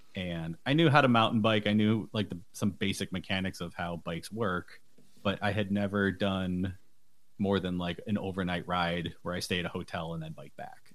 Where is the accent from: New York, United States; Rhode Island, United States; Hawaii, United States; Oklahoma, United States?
New York, United States; Buffalo; I'm from Buffalo, New York